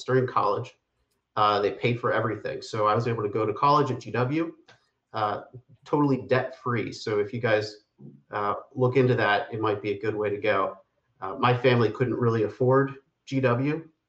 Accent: Pittsburgh, Pennsylvania, United States; I grew up in Pittsburgh, Pennsylvania, and I was one of those people, I was in high school when 9/11 occurred.

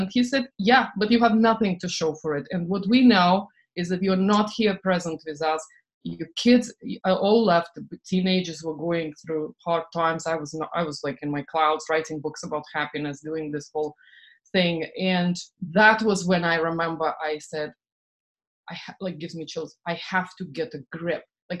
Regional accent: Estonia; English is a second language; moved away; also born or lived in England / France / Boston; I lived in, you know, I'm from Estonia, actually I'm Russian from Estonia. I lived in England, France.

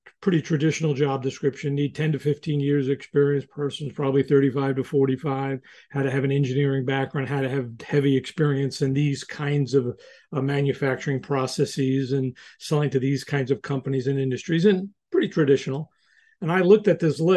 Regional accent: New York, United States; I'm from New York

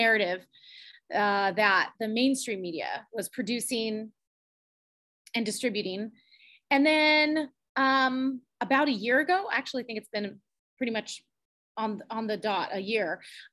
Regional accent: California, United States; moved away as an adult; now in Virginia, United States; we're originally from California. My husband and I were native Californians, born and raised there

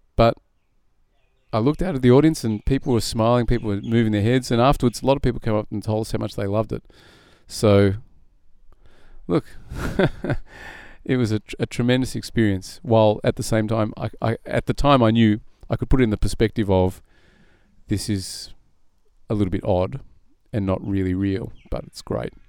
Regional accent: Burwood, Australia; also born or lived in Israel; I grew up in Burwood

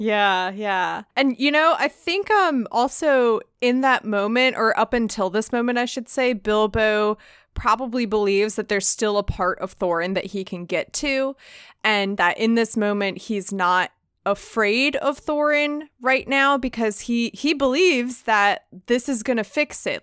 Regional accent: United States; me being an American

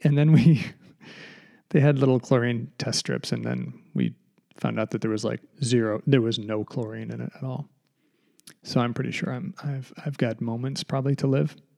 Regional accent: Massachusetts, United States; we're from Massachusetts.

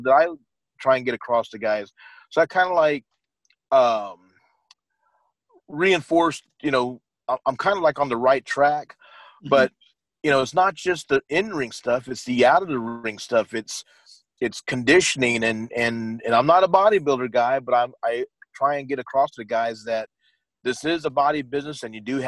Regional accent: San Antonio, Texas, United States; we're both from the same town, we're both from San Antonio.

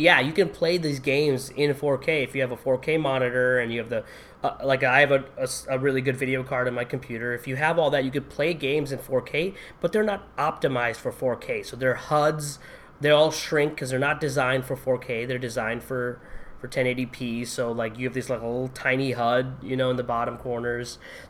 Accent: Connecticut, United States; I'm from Connecticut. It's legal in Connecticut, sort of, but in Massachusetts, right?

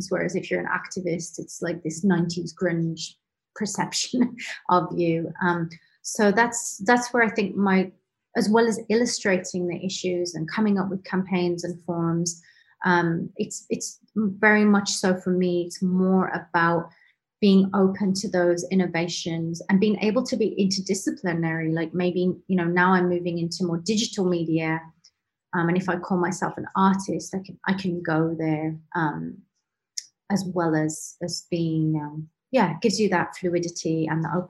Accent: Canada; also born or lived in England; I I was born in England, but I moved to Canada when I was 11. And so my family's in Canada. And then I came back to England

